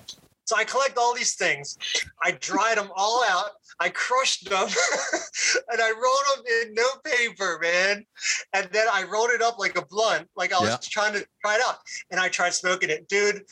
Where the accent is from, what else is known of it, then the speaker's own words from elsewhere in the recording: Puerto Rico; When you're in school and then you come across another Puerto Rican dude, it's like, hey man, we got something in common.